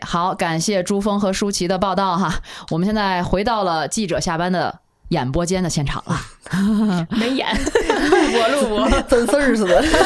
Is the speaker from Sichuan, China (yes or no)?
no; Tianjin, China; 作为我们天津人来讲